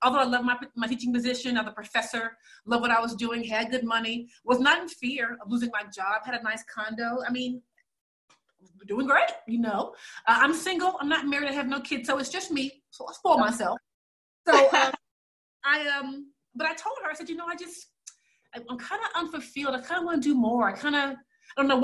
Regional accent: United States

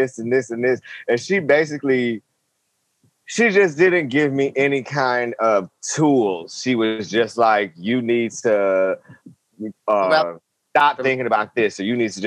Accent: Wisconsin, United States; now in Hawaii, United States; I grew up in Wisconsin

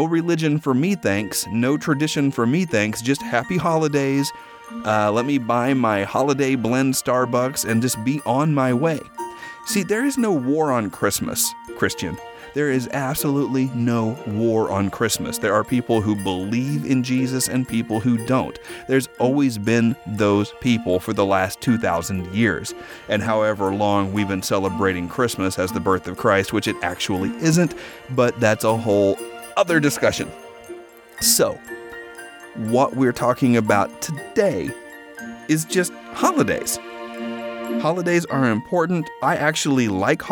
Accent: Oklahoma, United States; now in Los Angeles, United States; growing up in Oklahoma

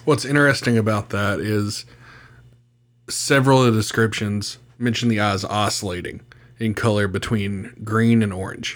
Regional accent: West Virginia, United States; my home state of West Virginia

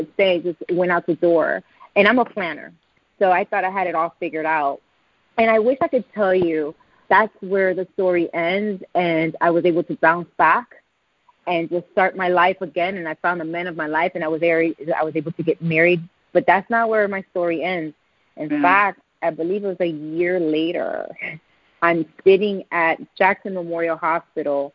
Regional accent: Puerto Rico; accent: Puerto Rican; My Puerto Rican accent

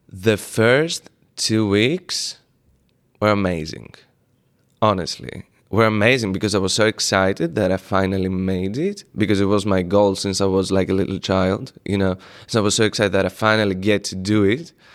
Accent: Greece; moved away; when I was a teenager, I grew up in Greece

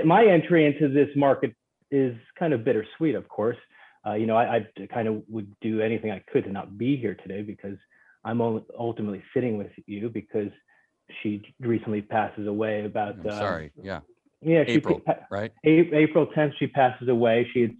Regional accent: New York, United States; I grew up in New York

